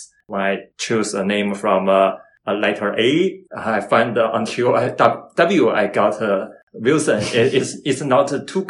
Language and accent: English; Beijing, China; English is a second language; moved away as an adult; now in Canada; I came from China, Beijing. I landed in Canada since last July, more than 1 year already.